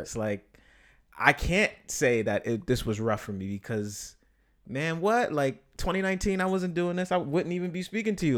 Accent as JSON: {"language": "English", "town": "New York City", "region": "New York", "country": "United States", "said": "I'm from here"}